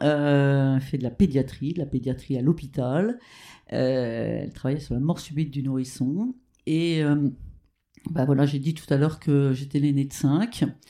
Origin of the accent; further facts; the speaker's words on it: Rouen, Normandy, France; also born or lived in Petit-Quevilly; je suis née à Petit Quevilly, mais ma famille habitait Rouen.